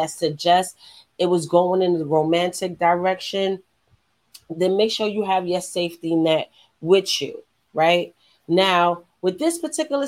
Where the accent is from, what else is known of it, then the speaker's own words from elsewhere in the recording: New York City, New York, United States; I'm from New York